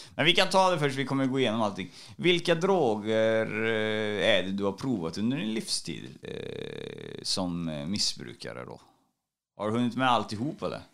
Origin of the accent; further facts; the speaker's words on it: Trollhättan, Västra Götaland, Sweden; i Kronogården i Trollhättan där jag är ifrån